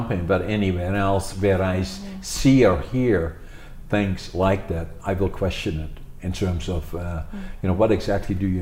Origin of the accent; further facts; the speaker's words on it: Netherlands; now in Canada; growing up in Holland when I was a kid